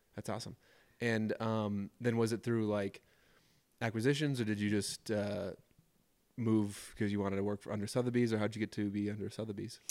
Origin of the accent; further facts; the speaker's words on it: suburbs of Minneapolis, Minnesota, United States; moved away as an adult; now in Jackson, United States; Taylor and I both grew up in suburbs of Minneapolis